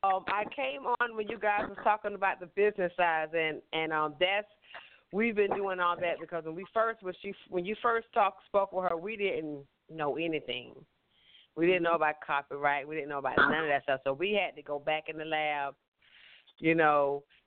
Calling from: South Carolina, United States; {S15} Yes. {S4} I'm from South Carolina.

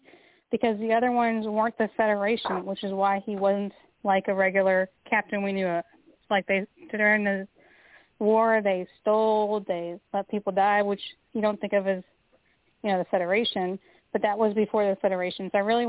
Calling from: Kentucky, United States; I'm calling from Kentucky.

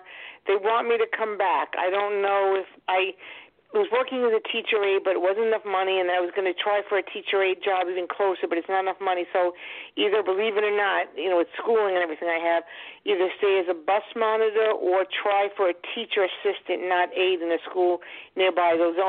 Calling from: Long Island, New York, United States; Long Island.

